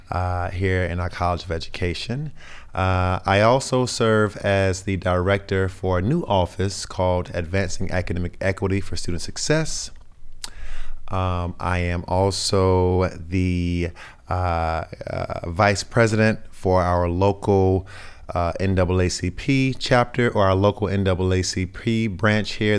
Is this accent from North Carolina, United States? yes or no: yes; North Carolina, United States; I'm from North Carolina, I'm in my mid-thirties, um, I'm a black male